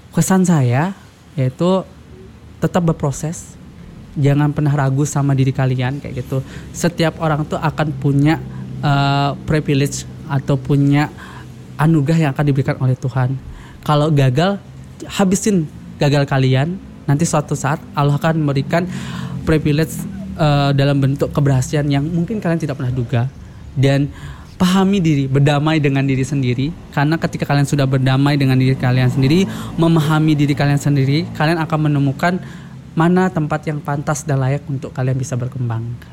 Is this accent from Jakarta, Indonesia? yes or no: no; West Nusa Tenggara, Indonesia; first language Sasak; Eh, iya, dari aku dari Lombok. Aku nah, dari Lombok.